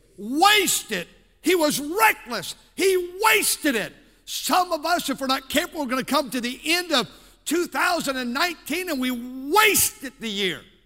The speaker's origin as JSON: {"language": "English", "town": "Milwaukee", "region": "Wisconsin", "country": "United States", "tie": "born or raised there", "said": "I was born in Milwaukee, Wisconsin"}